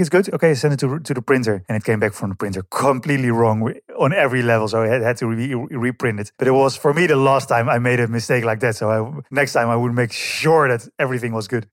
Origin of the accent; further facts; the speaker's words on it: Hilversum, North Holland, Netherlands; English is a second language; moved away; also born or lived in Amsterdam; from the Netherlands. Uh, uh, grew up in, uh, a small village called Verzijst, then Hilversum